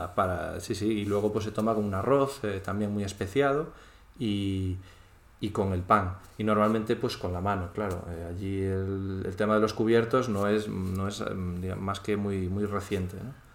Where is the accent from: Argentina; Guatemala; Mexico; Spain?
Spain; Galicia; moved away as an adult; now in Doha, Qatar; soy gallego